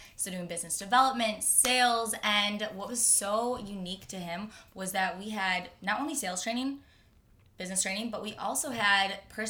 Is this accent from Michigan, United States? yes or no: yes; Michigan, United States; moved away as an adult; now in Los Angeles, United States; So I'm from Michigan. I'm from Michigan. Yep, good old Michigan. I went to Michigan State